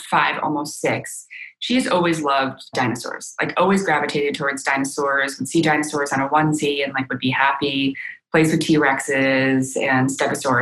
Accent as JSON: {"language": "English", "country": "United States", "first_language": "Chinese", "second_language": "English", "said": "I grew up kind of feeling like, you know, as a child of immigrants, like in this like kind of in-between state of like, you know, I'm living in America, I'm very proud to be an American, but, you know, I speak Chinese purely at home. Like, English was not my first language"}